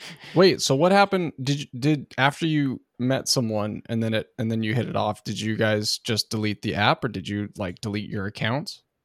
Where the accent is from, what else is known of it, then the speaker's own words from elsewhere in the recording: Oregon, United States; I grew up in Oregon